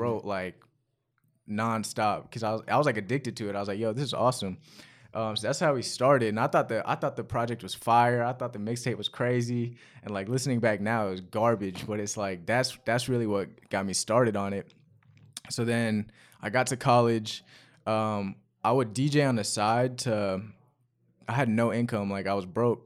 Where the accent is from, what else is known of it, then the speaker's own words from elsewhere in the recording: Chapel Hill, North Carolina, United States; also born or lived in London; I was born in London, and I moved h, to Chapel Hill, North Carolina when I was six